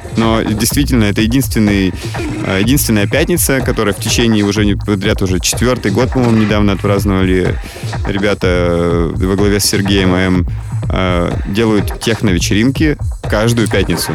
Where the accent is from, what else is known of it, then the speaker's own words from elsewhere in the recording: Yekaterinburg, Sverdlovsk Oblast, Russia; То есть я не из Москвы, я из Екатеринбурга.